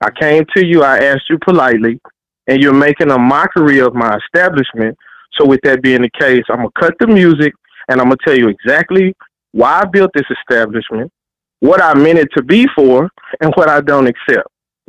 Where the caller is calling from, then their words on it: Dallas, Texas, United States; Calling Dallas, Texas, man.